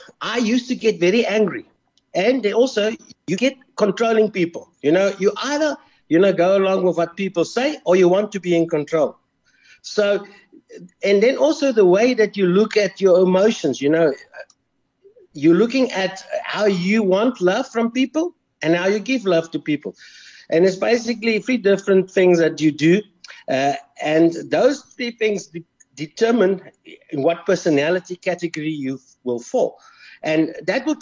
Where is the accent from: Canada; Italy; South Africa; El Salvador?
South Africa; Pretoria, Gauteng; I was born in Pretoria, so I was a Blue Bull supporter